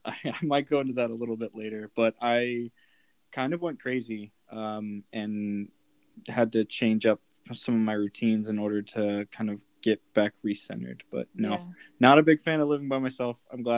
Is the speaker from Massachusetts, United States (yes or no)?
no; outside of Atlanta, Georgia, United States; also born or lived in Michigan; I grew up outside of Atlanta, and then Georgia Tech is in downtown Atlanta, so I was about 45 minutes from my family, and then moved 12 hours north.